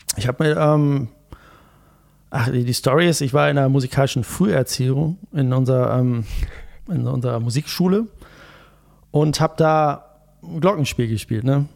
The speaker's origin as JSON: {"language": "German", "town": "Gütersloh", "region": "North Rhine-Westphalia", "country": "Germany", "tie": "born or raised there", "also_born_or_lived": "Bielefeld", "said": "also ich bin in Bielefeld geboren, aber ähm, eigentlich ja aus, aus Gütersloh."}